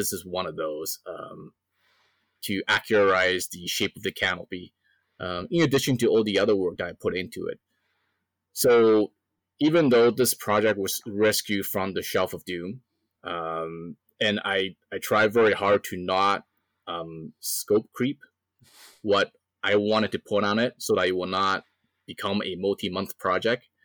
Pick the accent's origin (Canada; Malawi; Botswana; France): Canada; I'm a Canadian, right?